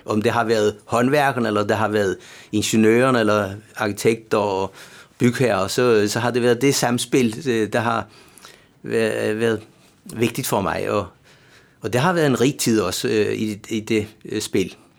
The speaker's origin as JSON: {"language": "Danish", "area": "Bornholm", "region": "Capital Region of Denmark", "country": "Denmark", "accent": "Bornholm", "moved": "as an adult", "lives_now": "Copenhagen, Denmark", "said": "som man kan høre på min accent, så er jeg jo Bornholmer"}